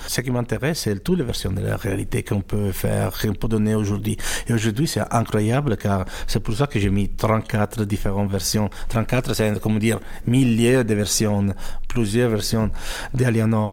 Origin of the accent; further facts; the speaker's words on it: Italy; French is a second language; moved away; also born or lived in United States / France / Switzerland / Germany; je suis italien